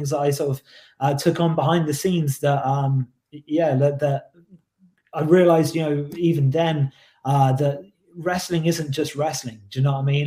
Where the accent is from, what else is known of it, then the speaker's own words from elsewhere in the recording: Oxford, South East England, United Kingdom; my hometown of Oxford